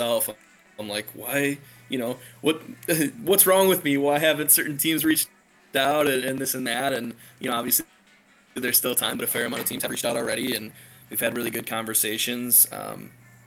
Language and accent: English; Madison, Wisconsin, United States; my hometown team, if you will, is Forward Madison